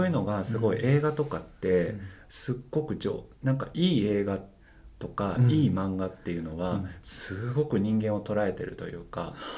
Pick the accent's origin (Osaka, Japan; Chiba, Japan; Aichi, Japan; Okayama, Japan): Osaka, Japan; also born or lived in Amagasaki; ともと出身大阪です